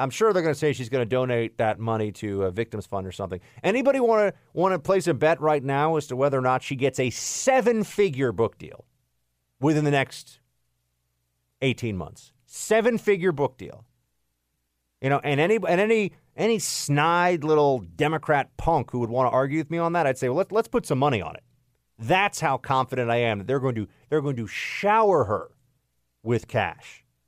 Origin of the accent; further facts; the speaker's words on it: New York City, New York, United States; moved away; I grew up in New York City